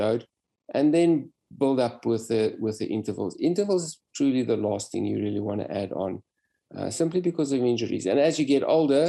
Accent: South Africa; I came from South Africa, raced in Europe

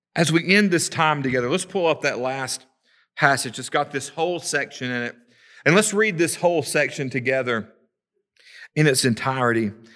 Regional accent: Savannah, Tennessee, United States; now in Kingston, United States; growing up in Savannah, growing up on the Tennessee River, living in Kingston the last few years

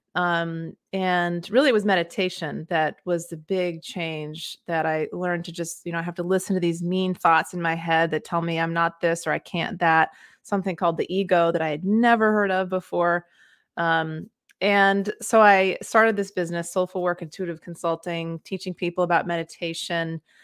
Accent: Maine, United States; moved away as an adult; also born or lived in West Africa / Mexico; I grew up in Maine, and that's where I am now

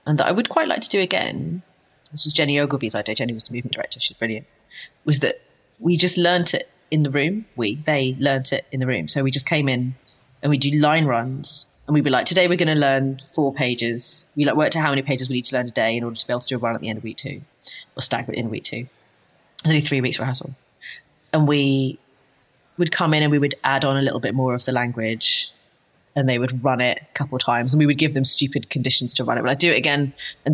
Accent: London, United Kingdom; I'm from London, so I just live with my mum for like longer than is entirely civilized, right? I just lived at home for a really long time, and I'm lucky enough to have been born in a capital city

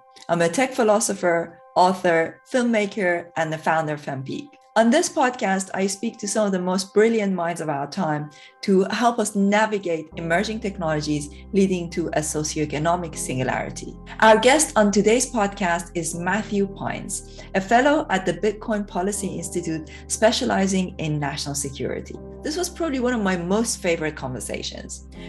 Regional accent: Iran; moved away as an adult; now in United Kingdom; I came from Iran to the UK in 2005, and I studied politics here.

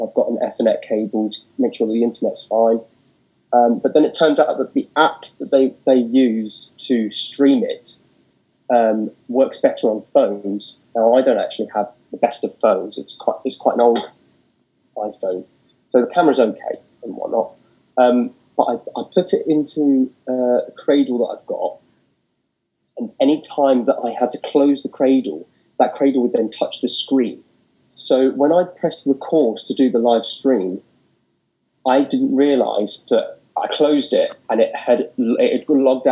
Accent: Portsmouth, South East England, United Kingdom; also born or lived in London; I was born in Portsmouth, which is down south

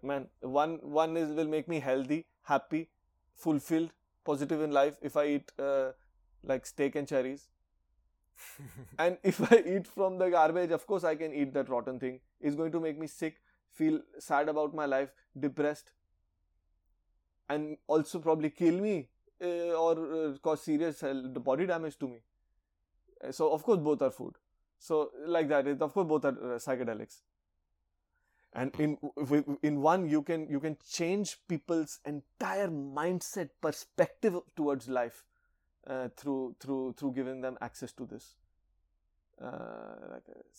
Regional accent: India; I'm from India

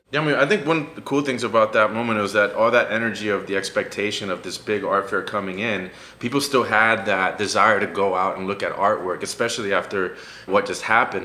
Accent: Miami, Florida, United States; moved away as an adult; now in New Haven, United States; I'm also from Miami where we all

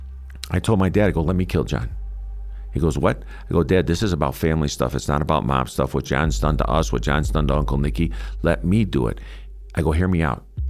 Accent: Chicago, Illinois, United States; I'm half Irish, half Italian, born and raised in Chicago

